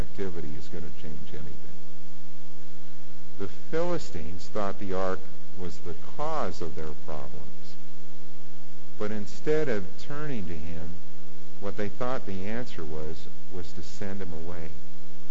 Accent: Warren, United States; I'm at the park in Warren in my hometown

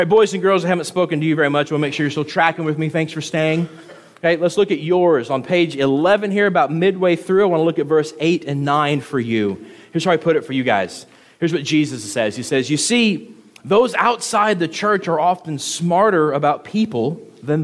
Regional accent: the South, United States; moved away; I'm from the South

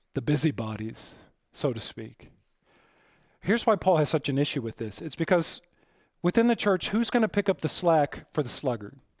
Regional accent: Aurora, Colorado, United States; I was born in Aurora Presbyterian Hospital in Aurora, Colorado

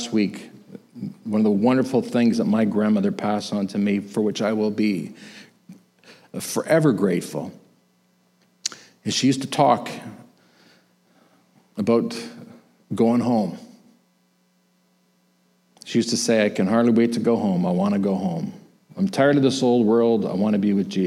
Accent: Canada; I was born in Canada

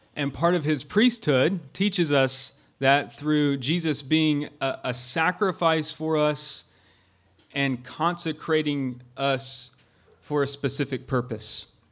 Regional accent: Augusta, Georgia, United States; I'm from Augusta, Georgia

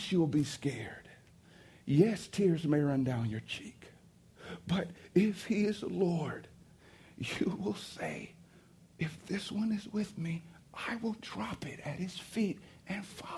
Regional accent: East St. Louis, Illinois, United States; I was riding down, you know, State Street in East St. Louis. It's my hometown.

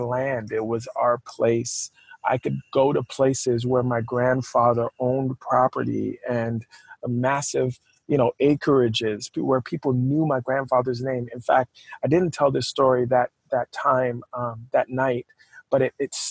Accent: Barbados; also born or lived in Toronto, Canada / Huntsville, Alabama; now in United States; I was born in Toronto, Canada. But I was raised on the island of Barbados

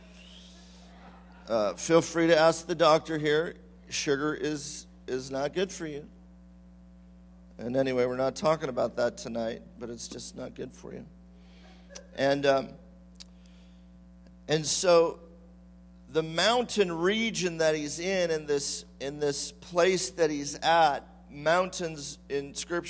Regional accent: California, United States; I'm from California.

